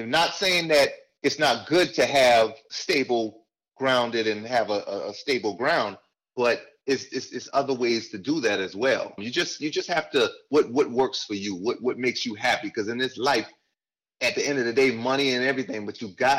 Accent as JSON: {"language": "English", "town": "Charleston", "region": "South Carolina", "country": "United States", "tie": "born or raised there", "moved": "as an adult", "said": "I'm from Charleston, South Carolina. {S3} Okay. {S0} That's where I was born. Charleston, South Carolina. Was there till I was about 18."}